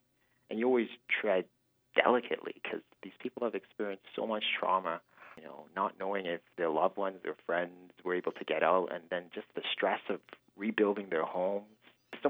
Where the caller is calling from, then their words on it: Fort McMurray, Alberta, Canada; moved away; I'm not calling you from Edmonton. I'm not calling you from Toronto. I'm calling you from Fort Mac.